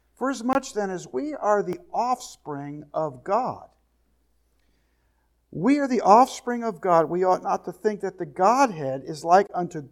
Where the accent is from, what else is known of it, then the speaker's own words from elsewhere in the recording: New Jersey, United States; I grew up in New Jersey, there was all kinds of people